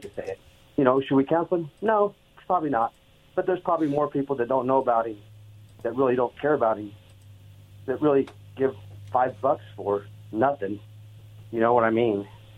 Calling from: Oregon, United States; in Oregon.

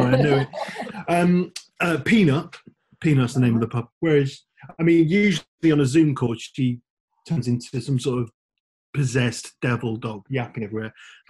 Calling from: Brighton, South East England, United Kingdom; stage manager with Shawn Mendes, calling from Brighton.

